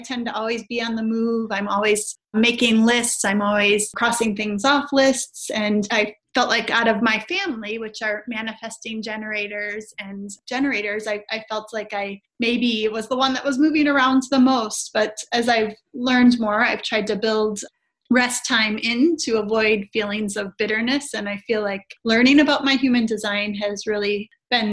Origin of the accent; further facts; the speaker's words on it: Wisconsin, United States; also born or lived in North Carolina; 7 years ago moved back to my home state of Wisconsin, just about an hour and a half north of Chicago